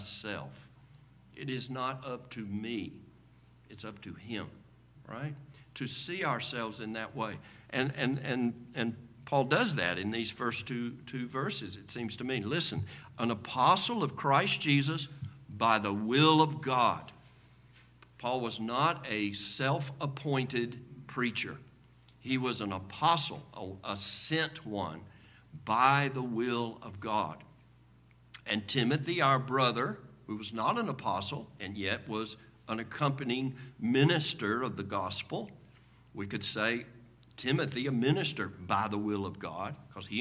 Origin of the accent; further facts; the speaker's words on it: United States; as Americans